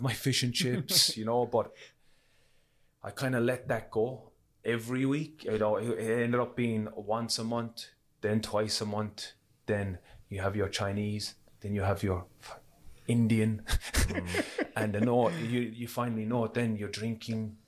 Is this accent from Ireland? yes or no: yes; Cork, Munster, Ireland; growing up in Cork